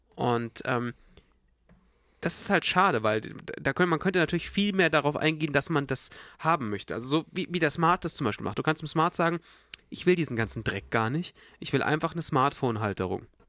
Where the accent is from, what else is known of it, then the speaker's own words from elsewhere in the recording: Munich, Bavaria, Germany; bei uns in Bayern